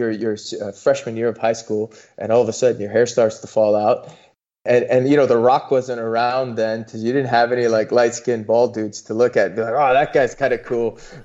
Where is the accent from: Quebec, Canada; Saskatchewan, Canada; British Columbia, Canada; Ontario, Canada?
Ontario, Canada; Toronto; moved away; also born or lived in California; my parents sacrificed quite a bit to immigrate from India to Canada, where I grew up in Toronto